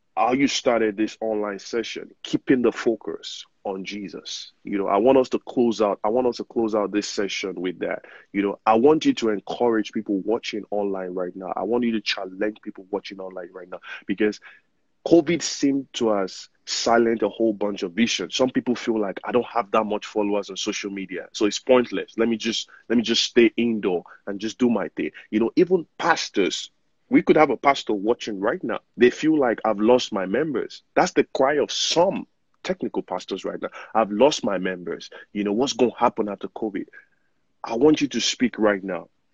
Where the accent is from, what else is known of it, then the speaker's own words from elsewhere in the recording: Nigeria; now in United States; I'm Nigerian, you know, privileged to be living in the United States